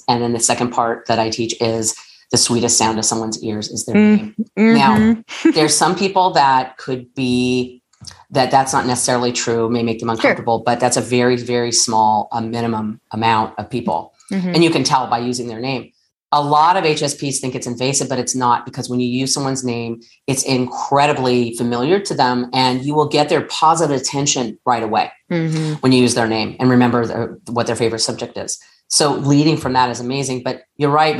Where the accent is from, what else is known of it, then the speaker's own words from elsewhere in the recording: Southern California, United States; I'm from Southern California